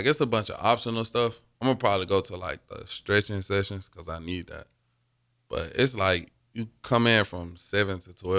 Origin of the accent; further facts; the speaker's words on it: Alabama, United States; moved away as an adult; now in Nebraska, United States; I'm from Alabama.